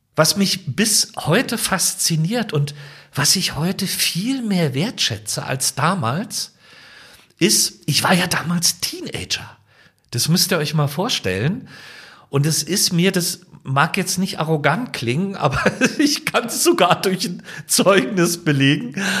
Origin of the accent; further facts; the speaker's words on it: Potsdam, Brandenburg, Germany; meine Heimatstadt Potsdam